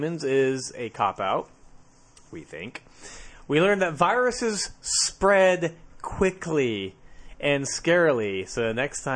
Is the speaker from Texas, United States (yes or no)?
yes; Texas, United States; we're from Texas